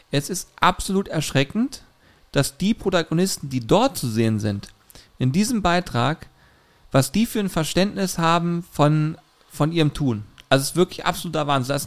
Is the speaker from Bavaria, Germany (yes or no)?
no; Hamburg, Germany; ich komme aus Hamburg, ja logisch fliege ich Privatjet.